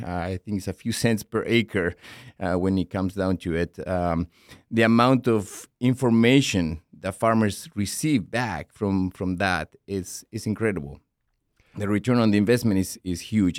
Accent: La Pampa, Argentina; moved away as an adult; now in Minnesota, United States; I grew up in Argentina, in the Pampas region. My province actually is called La Pampa.

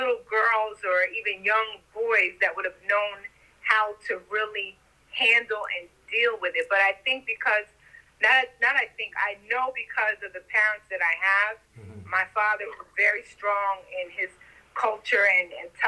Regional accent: New York City, New York, United States; even though I was born here in the United States in Brooklyn

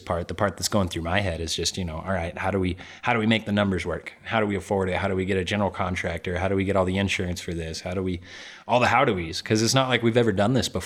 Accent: Albuquerque, New Mexico, United States; now in Flagstaff, United States; I am, born and raised in Albuquerque

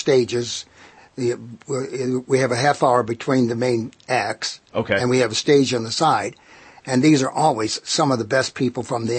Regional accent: Detroit, Michigan, United States; I came up from Detroit like he did, you know, maybe 20 years earlier.

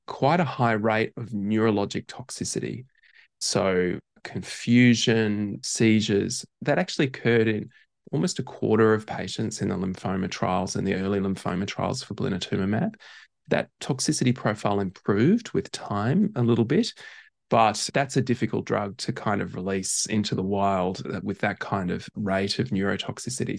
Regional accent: Brisbane, Queensland, Australia; moved away as an adult; also born or lived in Perth; now in Melbourne, Australia; I grew up in Brisbane, went to medical school in Perth

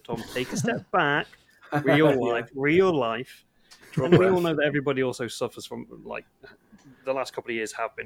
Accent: England, United Kingdom; I'm English

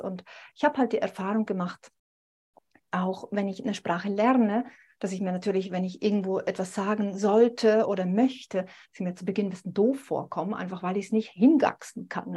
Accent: Switzerland; mich als Schweizerin, ne, dass es manchmal für uns Schweizer schwierig ist

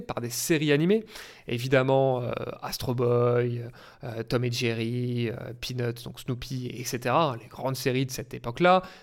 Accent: Auvergne-Rhône-Alpes, France; moved away; je viens de, région, comme on dit, je viens d'Auvergne

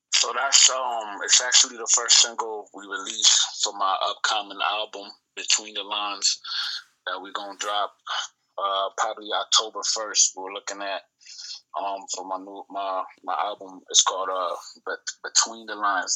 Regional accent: Buffalo, New York, United States; also born or lived in Puerto Rico; I was born in Puerto Rico, right? Uh, been in Buffalo, New York since I was one. That's my stomping grounds. That's why I was raised in the lower west side of Buffalo

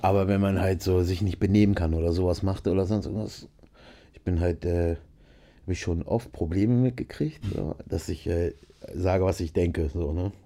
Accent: Nienburg, Lower Saxony, Germany; ich bin aufgewachsen in Nienburg an der Weser, ist zwischen äh, Bremen und Hannover

